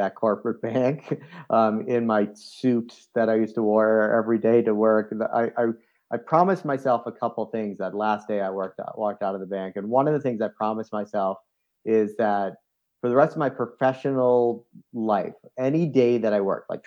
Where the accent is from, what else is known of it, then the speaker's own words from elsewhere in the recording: Boston, Massachusetts, United States; moved away as an adult; also born or lived in South Africa; now in Lyons, United States; I grew up on the east coast of the U.S.